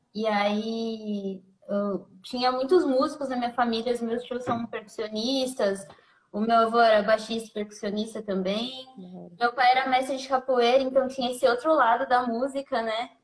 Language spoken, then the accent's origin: Portuguese; São Paulo, Brazil; also born or lived in Santo André; boa parte da, da, da minha criação foi num, meio no, já numa conexão Goianás e Itaquera